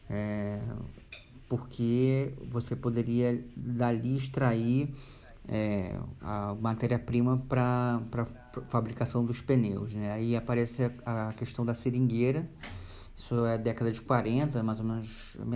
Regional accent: Rio de Janeiro, Brazil; now in São Paulo, Brazil; além disso eu sou sou do Rio vocês podem notar pelo meu sotaque estou é, morando aqui há 10 anos em São Paulo

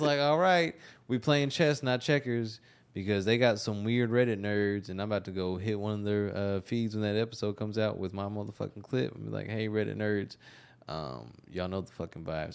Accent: Texas, United States; also born or lived in Austin; I'm not from Austin, but I've been in and out of the area for ten years, ten, eleven years. Like, I'm a Texas kid

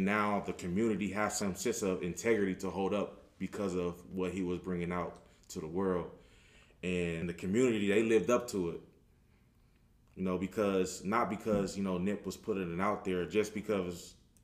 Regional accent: Los Angeles, California, United States; born or raised there; also born or lived in Colorado State

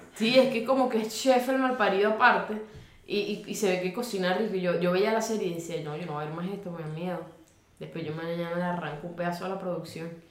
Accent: Maracay, Aragua, Venezuela; yo nací en Maracay

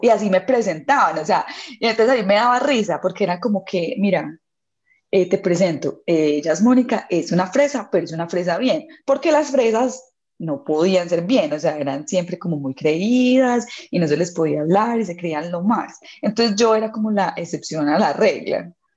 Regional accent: Colombia

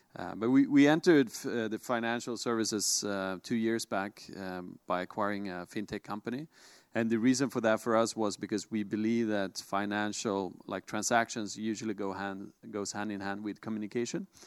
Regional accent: Sweden; born and raised in Sweden, as I am

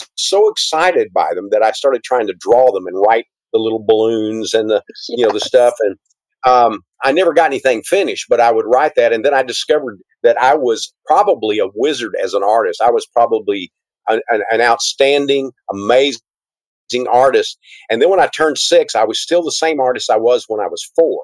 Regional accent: Gladewater, Texas, United States; I was born in Gladewater, Texas, which is about an hour and a half from here. And it's a small town of about 4,000

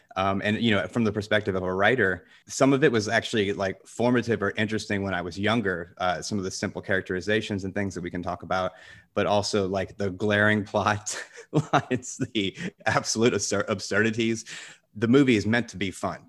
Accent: the South, United States; I grew up in the South, so I know guns

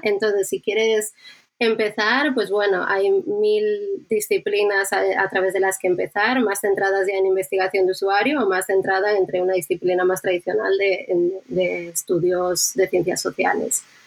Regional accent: Bilbao, Basque Country, Spain; now in Madrid, Spain; pienso mucho en Bilbao, en mi tierra

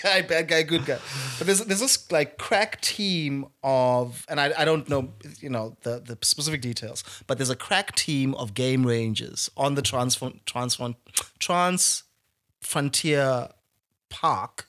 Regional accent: South Africa; I speak as a South African

